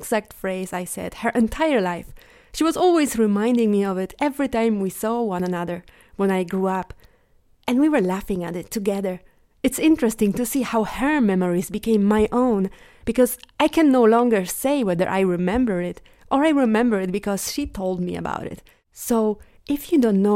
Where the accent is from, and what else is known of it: Poland; born or raised there